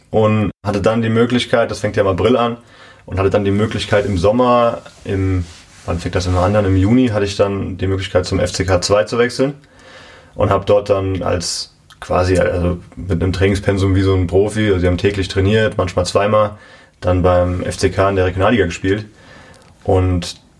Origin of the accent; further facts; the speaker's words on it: Bad Sobernheim, Rhineland-Palatinate, Germany; Ja, wir sind innerhalb von Bad Sobernheim einmal umgezogen noch.